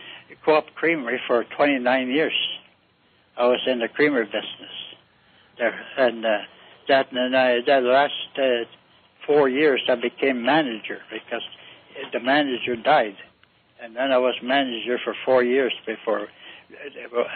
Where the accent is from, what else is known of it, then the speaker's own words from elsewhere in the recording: Hatton, United States; Yes, I am. I grew up, I was a small boy then